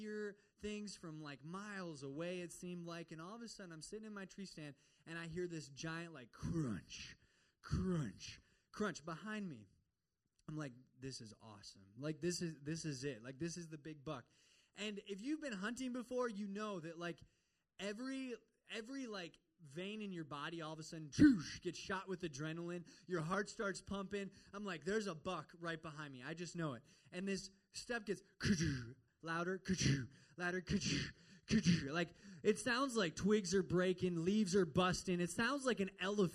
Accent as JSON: {"language": "English", "region": "Midwest", "country": "United States", "also_born_or_lived": "Minnesota", "moved": "yes", "said": "I'm from the Midwest"}